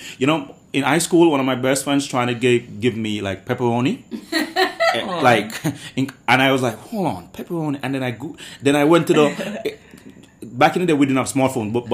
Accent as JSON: {"language": "English", "country": "Jamaica", "tie": "born or raised there", "moved": "yes", "said": "growing up in Jamaica"}